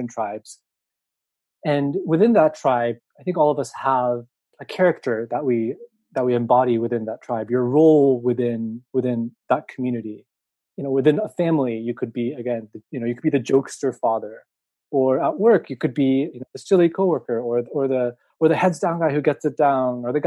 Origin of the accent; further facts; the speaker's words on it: Seattle, Washington, United States; also born or lived in Tokyo, Japan; I was born in Tokyo, and I moved to the States, Seattle specifically, when I was 2.5. So I grew up in America